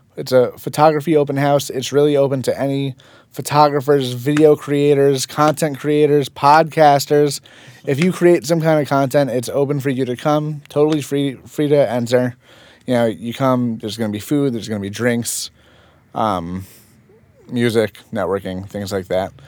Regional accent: Fort Lee, New Jersey, United States; also born or lived in Manhattan / Saddle Brook / Paramus; Born and raised in Fort Lee

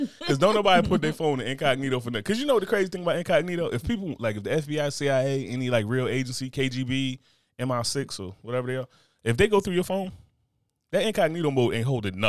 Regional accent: United States; I'm American.

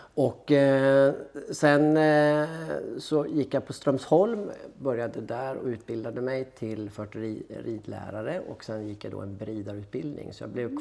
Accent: Härnösand, Västernorrland County, Sweden; moved away as an adult; now in Gothenburg, Sweden; jag är född i Härnösand i Norrland

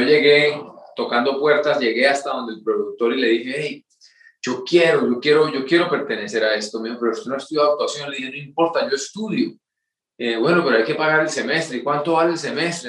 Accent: Curití, Santander, Colombia; moved away; yo soy eh, colombiano, nacido y criado en un pueblo muy pequeño en Santander que se llama Curití

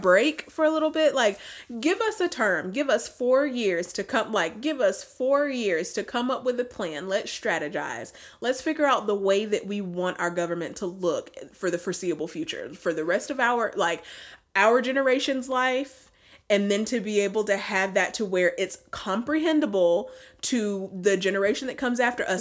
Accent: Alabama, United States; we're from the United States, but now because we're from Alabama.

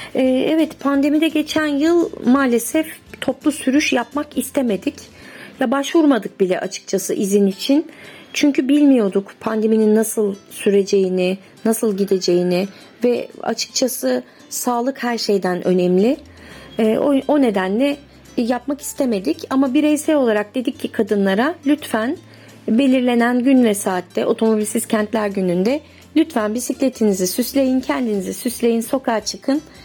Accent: Bandırma, Balıkesir, Turkey; moved away; also born or lived in İzmir; Ben 1973 Bandırma doğumluyum.

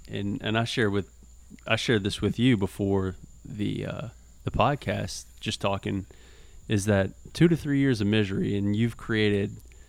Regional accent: Southeast Louisiana, United States; I'm from Southeast Louisiana

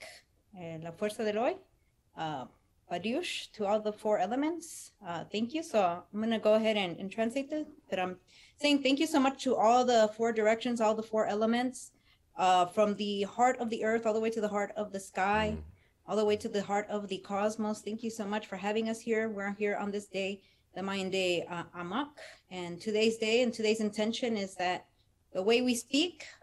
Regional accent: Los Angeles, California, United States; I was born and raised in Echo Park

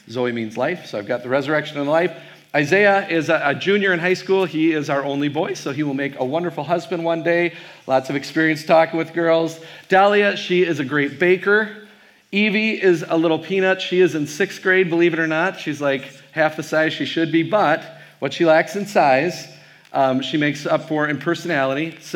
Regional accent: Wisconsin, United States; I am from Wisconsin. I have no problem staying in front of a group of probable Vikings fans.

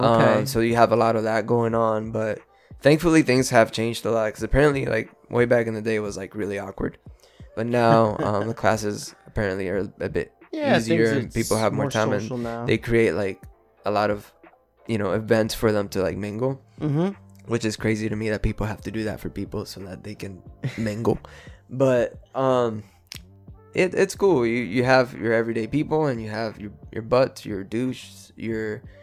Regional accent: Puerto Rico; also born or lived in Houston / Florida / New York / California; I grew up in Puerto Rico, moved to Houston, Texas. I've lived in Florida.

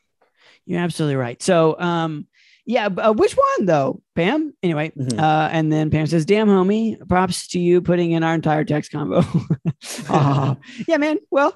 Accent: Detroit, Michigan, United States; I'm from Detroit. No, I don't know …. And yes, I do know where 8 Mile is.

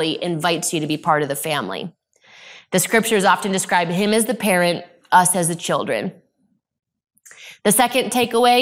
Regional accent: Arizona, United States; I grew up in Arizona

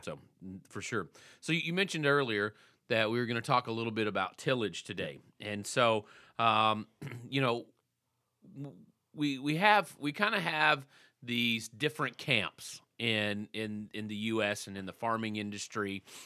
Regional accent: Texas, United States; I was from Texas

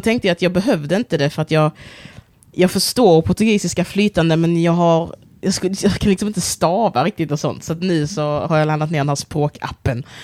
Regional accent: Sweden; also born or lived in Angola; kulturellt sett så är jag ju svensk. Jag är uppvuxen i Sverige

